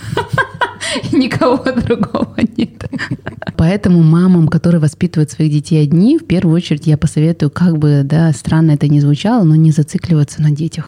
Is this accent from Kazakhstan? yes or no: yes; Kazakhstan